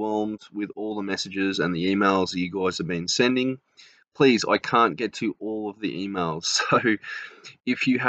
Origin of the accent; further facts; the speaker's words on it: Australia; accent: Australian; from Australia, obviously, because of my accent